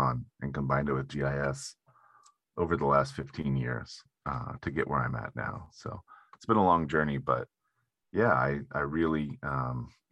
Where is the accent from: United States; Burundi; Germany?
United States; Humboldt County, near Eureka, California; moved away as an adult; now in San Francisco, United States; in my town up in Eureka, or near where I grew up in Humboldt County